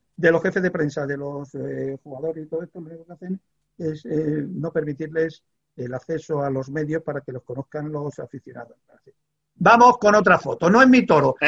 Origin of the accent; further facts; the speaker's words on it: Extremadura, Spain; also born or lived in Badajoz; now in Madrid, Spain; vivo en Madrid, soy extremeño